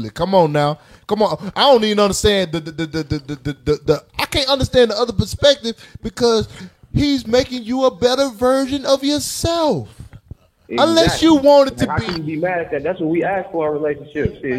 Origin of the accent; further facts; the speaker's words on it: Detroit, Michigan, United States; I'm from Detroit, man.